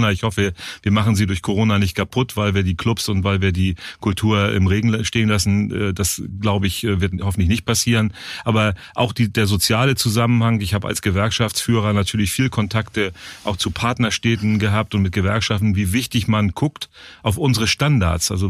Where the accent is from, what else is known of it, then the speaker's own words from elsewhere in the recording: the North, Northern Germany, Germany; ich komme aus dem Norden, da ist die Hanse sehr bewusst.